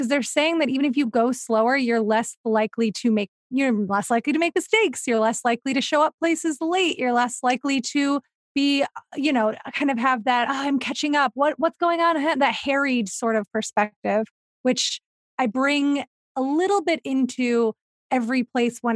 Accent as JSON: {"language": "English", "region": "Ohio", "country": "United States", "also_born_or_lived": "Los Feliz, Los Angeles", "accent": "Ohio Midwestern", "moved": "yes", "said": "I'm from Ohio, so I say pop"}